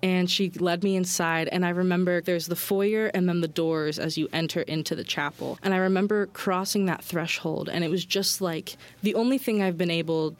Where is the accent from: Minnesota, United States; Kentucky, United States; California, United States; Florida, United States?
Kentucky, United States; Wilmore; I'm from Wilmore, Kentucky